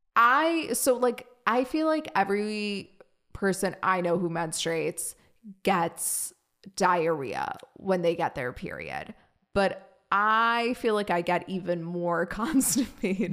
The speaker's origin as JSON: {"language": "English", "country": "Germany", "tie": "born or raised there", "moved": "yes", "lives_now": "United States", "said": "I grew up in Germany"}